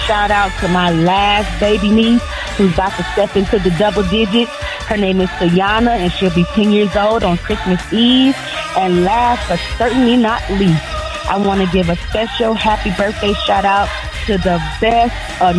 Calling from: Detroit, Michigan, United States; I'm calling from Detroit.

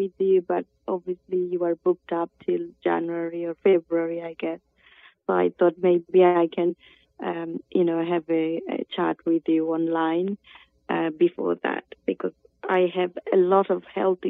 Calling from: London, United Kingdom; I'm calling you from London in the United Kingdom.

